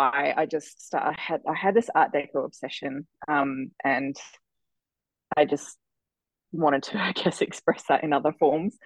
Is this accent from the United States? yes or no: no; Adelaide, South Australia, Australia; moved away as an adult; now in Nairne, Australia; No, I actually grew up in the city. I'm a city girl at heart.